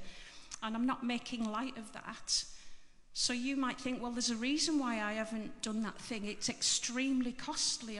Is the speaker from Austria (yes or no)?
no; Barrow-in-Furness, North West England, United Kingdom; moved away; so I'm from Barrow, but I've been away for donkey's years, and I've come back 2 years ago.